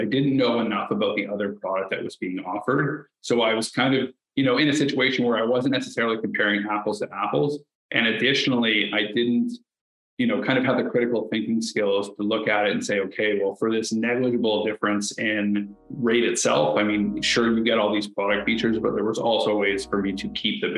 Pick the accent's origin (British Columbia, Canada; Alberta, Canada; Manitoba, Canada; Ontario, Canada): Ontario, Canada; St. Thomas; I'm from St. Thomas, Ontario. It's a small town just outside of London where I live, born and raised there